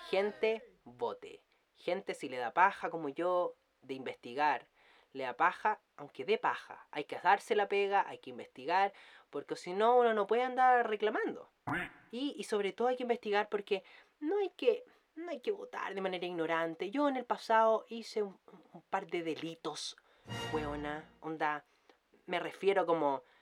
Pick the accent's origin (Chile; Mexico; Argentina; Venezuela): Chile; mucho tiempo como chilena y que la conozco